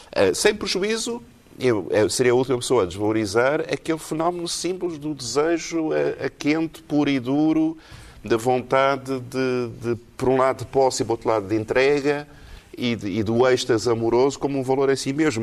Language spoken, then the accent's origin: Portuguese; Portugal; also born or lived in Texas; tive consciência da minha identidade portuguesa